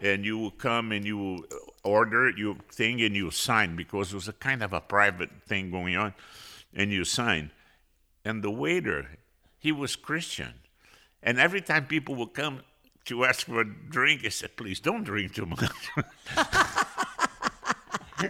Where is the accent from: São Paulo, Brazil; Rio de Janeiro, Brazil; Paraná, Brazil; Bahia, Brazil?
Rio de Janeiro, Brazil; I was born in Rio de Janeiro, Brazil.